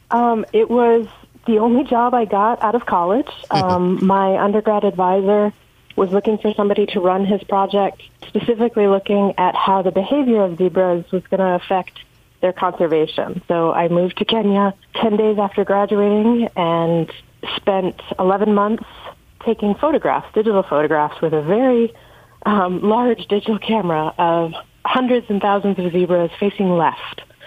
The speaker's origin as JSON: {"language": "English", "area": "North Country", "region": "New York", "country": "United States", "tie": "born or raised there", "moved": "yes", "said": "growing up in the North Country"}